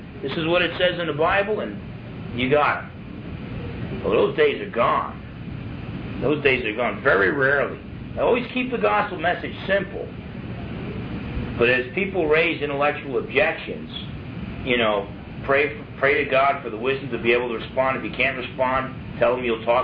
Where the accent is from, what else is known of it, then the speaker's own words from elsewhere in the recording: New Jersey, United States; I was from Jersey